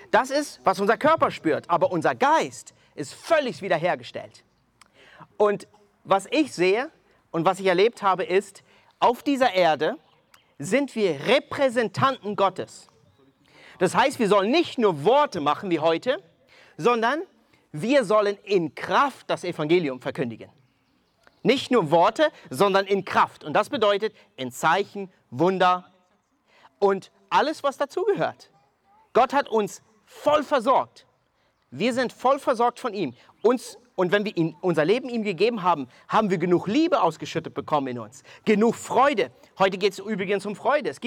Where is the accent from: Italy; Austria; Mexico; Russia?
Mexico; now in Germany; ich komme ursprünglich aus Mexiko, wohne seit 19 Jahren in Deutschland